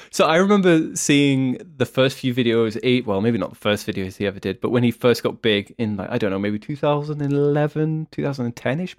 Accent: United Kingdom; So as a Brit, seeing a lot of big American comedy, I think Americans are probably a bigger fan of kind

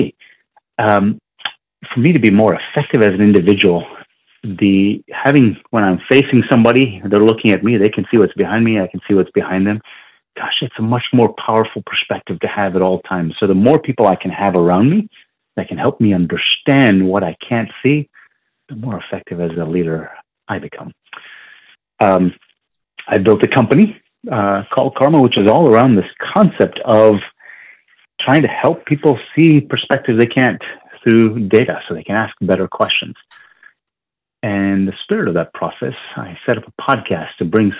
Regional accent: Virginia Beach, Virginia, United States; I grew up in Virginia Beach, Virginia

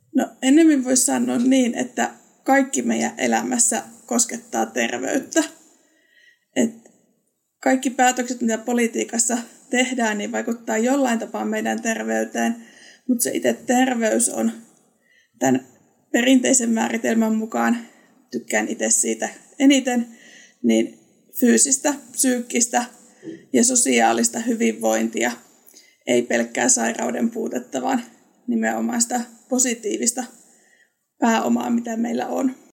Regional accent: Eastern Finland, North Karelia, Finland; now in Southern Finland, Finland; Olen alun perin Itä-Suomesta, Pohjois-Karjalasta

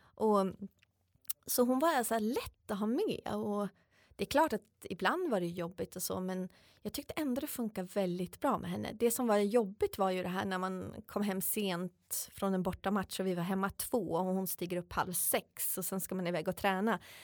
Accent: Uppsala, Uppsala County, Sweden; moved away as an adult; also born or lived in United States / France / Austria; hemma i Uppsala

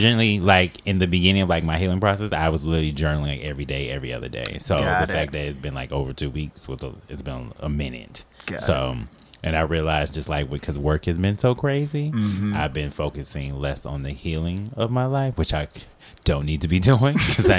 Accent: Maywood, Illinois, United States; also born or lived in Milwaukee; I'm originally from Maywood, but I claim Milwaukee.

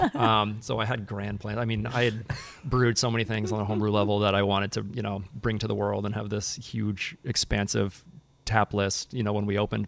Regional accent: Portland, Maine, United States; I grew up in Southern Maine

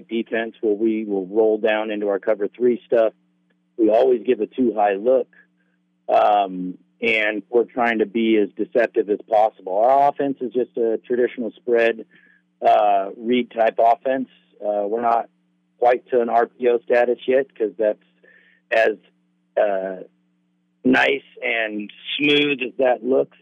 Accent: Redding, California, United States; moved away as an adult; now in Oregon, United States; I'm from Northern California, Redding

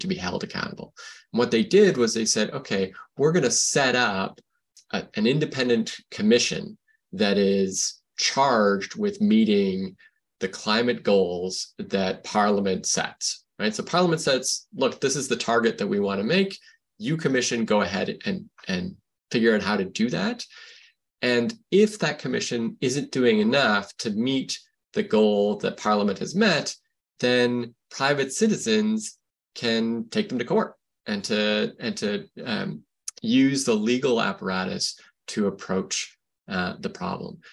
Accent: United States; as an American

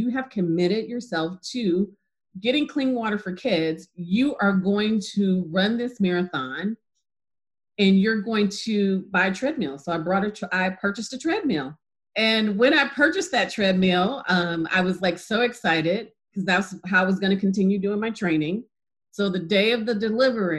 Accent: Chicago, Illinois, United States; I'm from Chicago

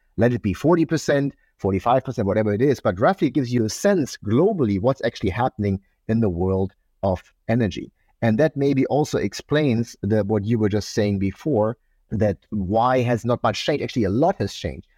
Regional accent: eastern Germany, Germany; I grew up in Eastern Germany. I grew up in communism

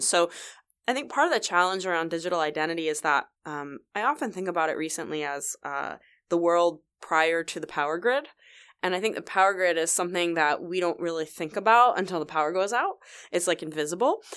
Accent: New Jersey, United States; moved away as an adult; now in Vancouver, Canada; I'm originally from New Jersey, so I'm kind of a New York, New Jersey girl.

